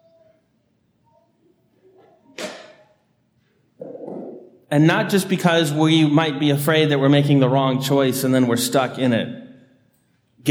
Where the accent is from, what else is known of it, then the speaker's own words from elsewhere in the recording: Annandale, Virginia, United States; growing up on Tobin Road in Annandale, just behind Epiphany of Our Lord off Woodburn, which is where Fairfax Hospital meets the intersection of Gallows and Woodburn